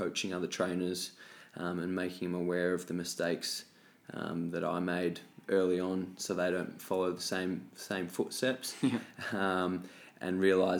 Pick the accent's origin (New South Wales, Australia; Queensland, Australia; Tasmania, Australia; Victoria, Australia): Tasmania, Australia; moved away as an adult; also born or lived in Gold Coast; now in Melbourne, Australia; So originally I was born and raised in Tasmania.